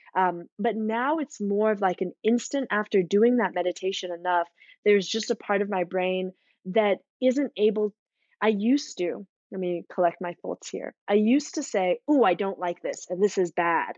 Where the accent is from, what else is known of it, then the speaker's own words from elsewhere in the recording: South Africa; growing up in South Africa